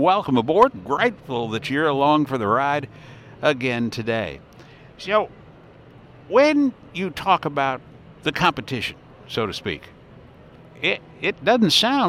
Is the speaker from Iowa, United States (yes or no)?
yes; Iowa, United States; we're from Iowa.